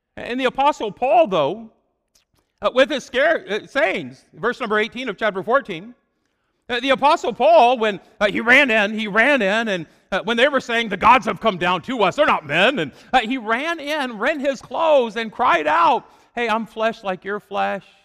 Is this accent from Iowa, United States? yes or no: yes; Fort Madison, Iowa, United States; moved away as an adult; also born or lived in Chicago area; I grew up in Fort Madison, Iowa. It was a small town